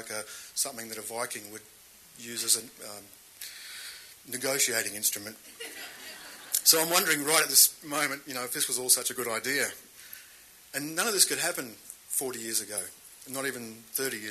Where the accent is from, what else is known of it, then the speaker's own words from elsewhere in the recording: Australia; I grew up in Australia's last whaling town.